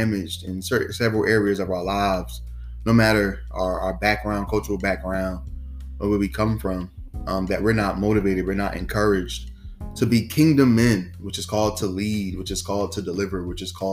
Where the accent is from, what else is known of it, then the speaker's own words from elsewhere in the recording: New Jersey, United States; I'm from New Jersey, and I serve in the teen ministry